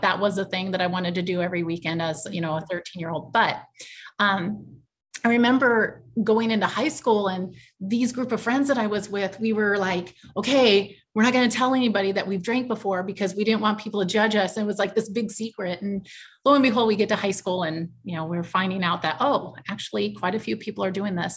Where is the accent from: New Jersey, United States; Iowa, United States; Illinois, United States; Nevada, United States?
Iowa, United States; I'm originally from Iowa, and I still live in Iowa